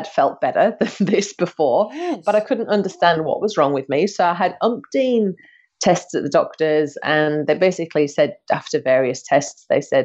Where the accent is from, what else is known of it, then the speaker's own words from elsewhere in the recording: United Kingdom; now in Australia; I'm from the UK